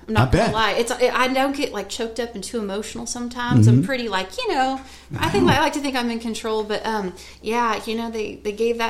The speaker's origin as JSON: {"language": "English", "town": "Bakersfield", "region": "California", "country": "United States", "tie": "born or raised there", "moved": "as an adult", "lives_now": "Nashville, United States", "said": "But no, I loved growing up in Bakersfield."}